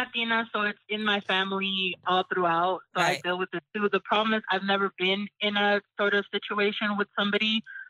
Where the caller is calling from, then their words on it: Bay Area, California, United States; I'm calling from the Bay Area in California.